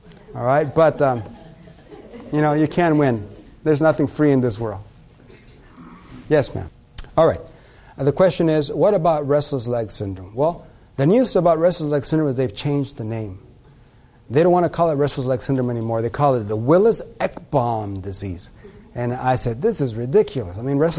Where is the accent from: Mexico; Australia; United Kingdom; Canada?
Mexico; now in United States; And that when Mexicans come from Mexico, you know, I'm a Mexican, we came from Mexico, become more Americanized, now we have the same problems.